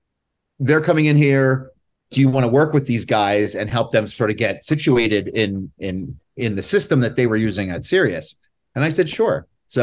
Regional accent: Allentown, Pennsylvania, United States; I grew up in Allentown, Pennsylvania, and I was just playing in bands

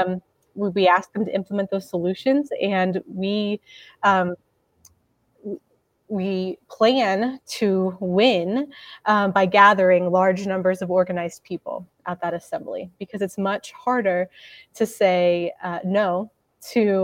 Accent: Mankato, Kansas, United States; now in Lincoln, United States; originally, I'm from Mankato, Kansas, which is about 2.5 hours south of Lincoln

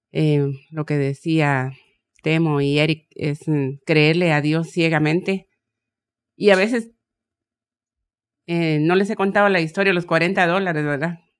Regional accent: Guatemala; moved away; aterrizamos con, con todo lo que vendí allá en mi país, en Guatemala.

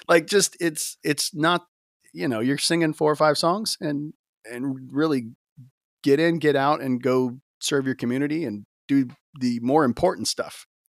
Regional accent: Gulf Coast, United States; I grew up in the church, um, you know, in kinda Gulf Coast

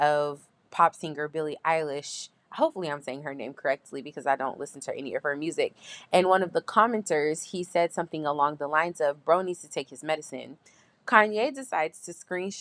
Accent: San Diego, California, United States; I'm a California native and I am from Southeast San Diego.

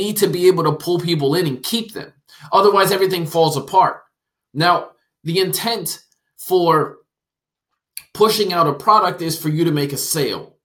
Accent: New Jersey, United States; I'm from New Jersey and lived in New Jersey

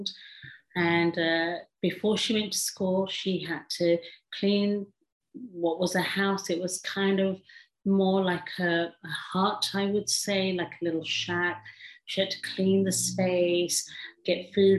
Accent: England, United Kingdom; English is a second language; also born or lived in Africa / India; I was born in Africa and lived very short time in India and then moved to England and then grew up in England

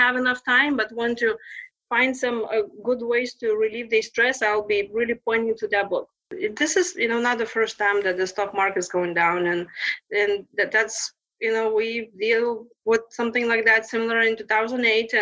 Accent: Lithuania; accent: Lithuanian; English is a second language; moved away as an adult; also born or lived in Texas; now in United States; my Lithuanian maiden name

